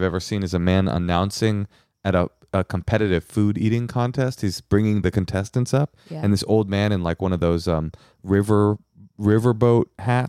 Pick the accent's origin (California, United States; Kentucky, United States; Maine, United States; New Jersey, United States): California, United States; I do, because I'm from the Bay Area. That's how we do it.